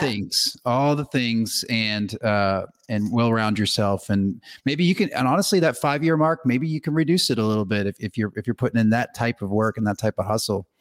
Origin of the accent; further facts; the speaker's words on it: Northeast, United States; I'm actually from the Northeast